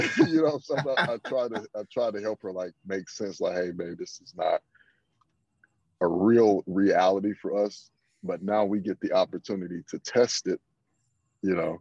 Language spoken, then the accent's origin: English; the South, United States; I'm from the South